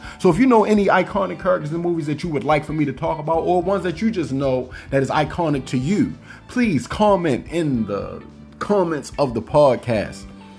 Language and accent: English; Baltimore, Maryland, United States; Y'all know I'm from Baltimore, hence the name